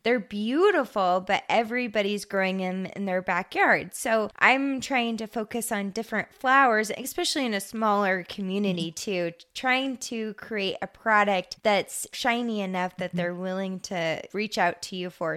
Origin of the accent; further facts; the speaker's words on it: Hermiston, Oregon, United States; also born or lived in Hood River; I grew up in Hermiston